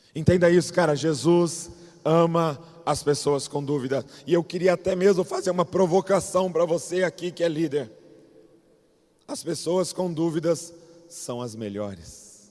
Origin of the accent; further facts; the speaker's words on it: Bragança Paulista, São Paulo, Brazil; eu sou lá de Bragança Paulista